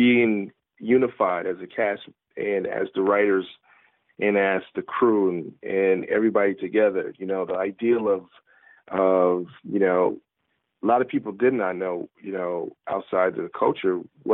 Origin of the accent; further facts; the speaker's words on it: Milwaukee, Wisconsin, United States; moved away; also born or lived in Chicago, Illinois; I grew up in Milwaukee, Wisconsin